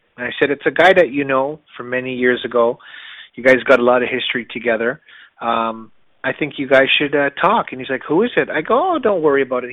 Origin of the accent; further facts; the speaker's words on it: Canada; I was born in Canada, but my mother's from the Caribbean